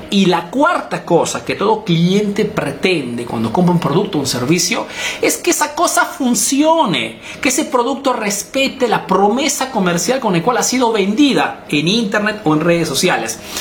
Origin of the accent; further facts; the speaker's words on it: Peru; now in Italy; soy un emprendedor peruano que vive hace negocios en Italia